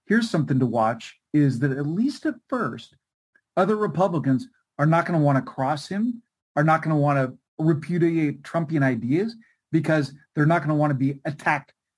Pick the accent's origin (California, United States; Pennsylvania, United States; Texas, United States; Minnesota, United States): California, United States; my home state of California